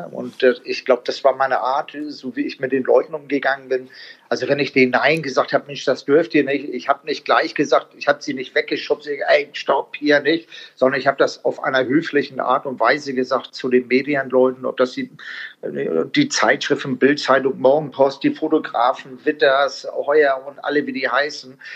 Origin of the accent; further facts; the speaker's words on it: Italy; Also ich, sag, ich bin ja auch ein Italiener.